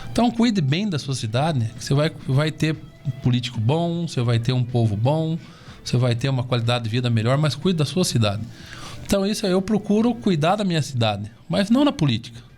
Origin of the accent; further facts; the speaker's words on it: Castro, Paraná, Brazil; also born or lived in Ponta Grossa; eu moro em Castro minha vida toda, né? Estudei nas escolas de Castro, meus amigos são aqui de Castro